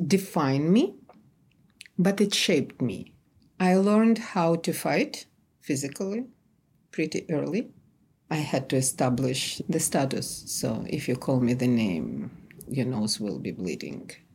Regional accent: Kyiv, Ukraine; moved away as an adult; also born or lived in Tartu, Estonia; now in New York, United States; I'm from Kiev.

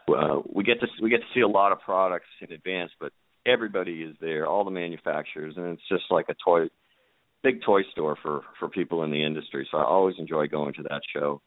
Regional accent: Boston, Massachusetts, United States; I grew up in Boston

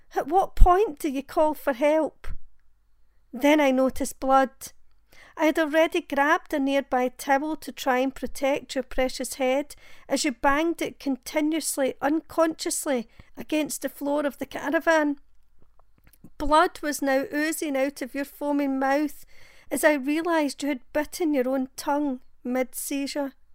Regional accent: Glasgow, Scotland, United Kingdom; I'm from Glasgow in Scotland

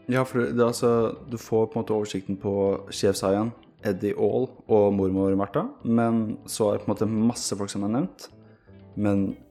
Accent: Sweden; moved away; jeg er født og oppvokst i Sverige

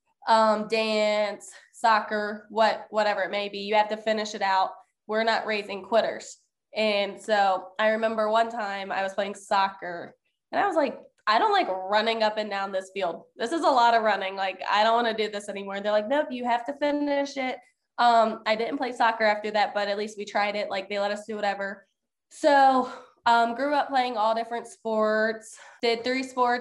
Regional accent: Shenandoah, Virginia, United States; I was a kid growing up in Page County, specifically in Shenandoah

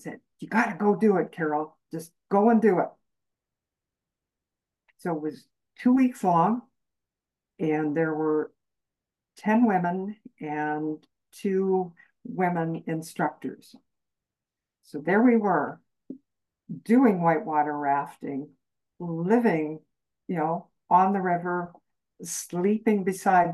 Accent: Canadian Prairies, Canada; I grew up on the Canadian prairies

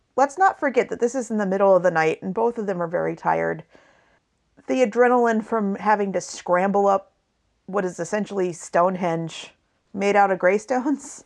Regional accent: western Washington and/or Oregon, Pacific Northwest, United States; we both hail from the wet part of the Pacific Northwest, which is the western part of Washington and or Oregon.

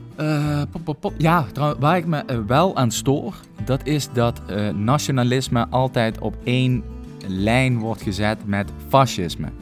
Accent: Netherlands

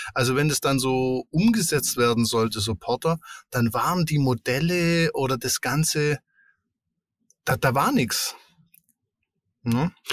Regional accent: Allgäu, Germany; wo ich aufgewachsen bin

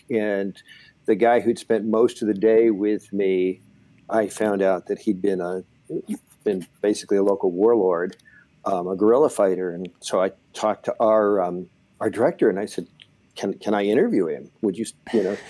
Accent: Southern California, United States; growing up in Southern California

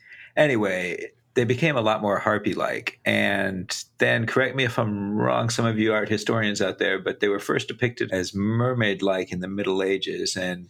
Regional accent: Central Texas, United States; growing up in Central Texas.

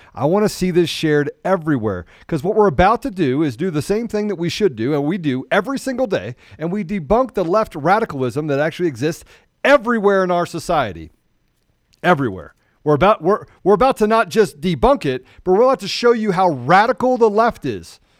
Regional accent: United States; I was born in America. I'm an American

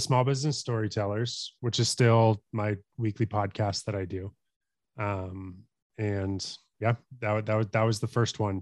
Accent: Colorado, United States; also born or lived in Tulsa, Oklahoma; I grew up in Colorado, um, have lived here all my life other than when I moved to Oklahoma, um, to go to school at Oral Roberts in Tulsa.

